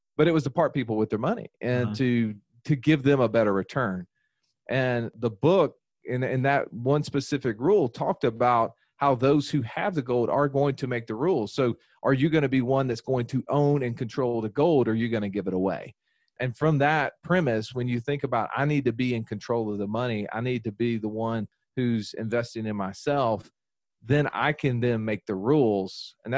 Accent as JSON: {"language": "English", "region": "the Bible Belt", "country": "United States", "tie": "born or raised there", "said": "And, you know, growing up in the Bible Belt, the golden rule was, you know, to do unto others as you would have them do unto you, right?"}